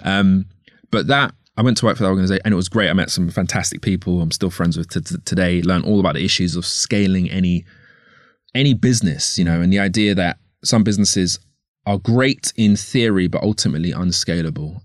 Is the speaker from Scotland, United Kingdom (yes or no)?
no; London, United Kingdom; I grew up, I was born here, uh, here as in London. I was born in Northwest London.